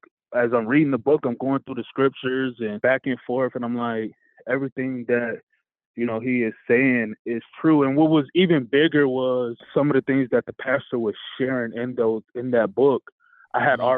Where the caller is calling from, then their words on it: Jackson, Michigan, United States; Jackson, Michigan.